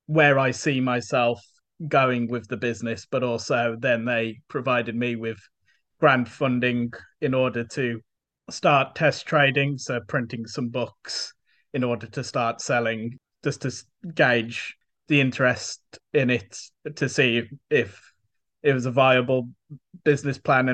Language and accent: English; Tipton, West Midlands, United Kingdom; also born or lived in Luton / Wolverhampton; My family moved to Tipton when I was just a baby, so I was at Tipton growing up